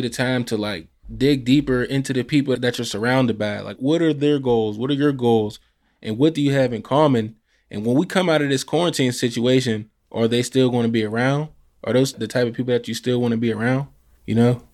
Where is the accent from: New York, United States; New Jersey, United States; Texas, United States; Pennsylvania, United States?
Pennsylvania, United States; Pittsburgh; I'm also from the same area